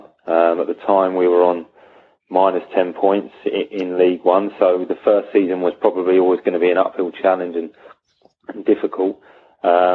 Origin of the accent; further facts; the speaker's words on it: Sussex, South East England, United Kingdom; I'm reasonably local from Sussex to Hampshire